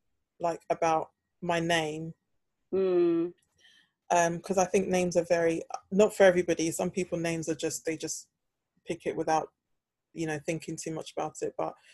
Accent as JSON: {"language": "English", "region": "London", "country": "United Kingdom", "said": "I will say, yeah, I'm from London."}